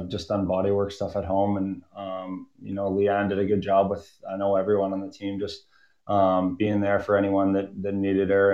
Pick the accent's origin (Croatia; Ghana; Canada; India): Canada; Lloydminster; growing up in Lloyd, it's a great hockey town